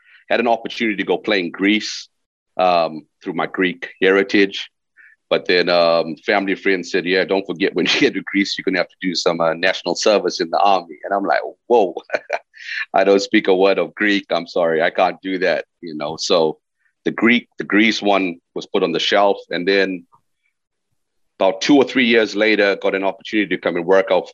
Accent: Zimbabwe; moved away as an adult; also born or lived in London / Teesside; I came from Zimbabwe

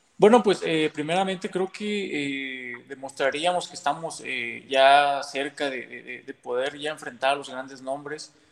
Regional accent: Mexico; yo como mexicano

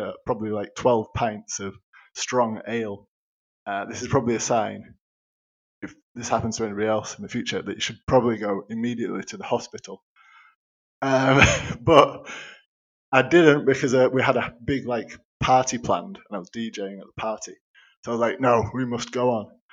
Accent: Yorkshire and the Humber, United Kingdom; I'm being from Yorkshire

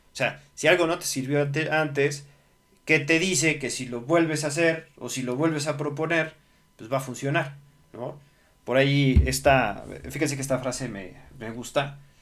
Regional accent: Mexico; soy, soy mexicano

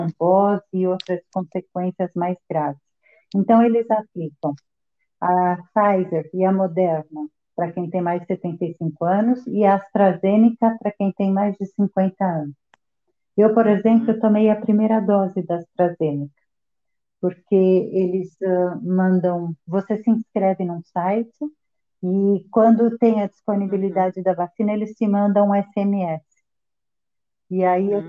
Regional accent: Brazil; born or raised there; moved away as an adult; now in Nice, France

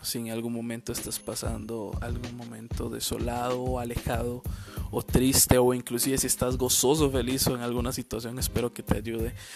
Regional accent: San José, Costa Rica; soy de San José, Costa Rica

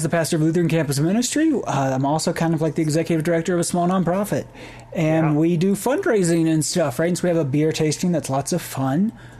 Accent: North Carolina, United States; now in Boulder, United States; I grew up in North Carolina

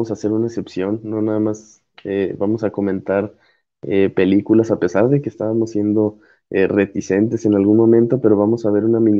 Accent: Durango, Mexico; es un material grabado en Durango con, mucha gente eh, de mi tierra

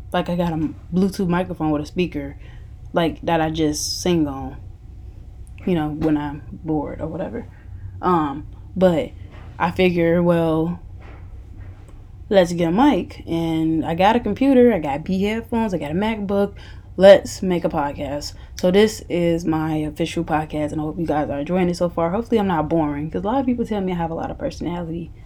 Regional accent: Chicago, Illinois, United States; moved away; I went to Kenwood, um, Kenwood Academy High School in Hyde Park, Illinois. It's in the Chicago, somewhat area.

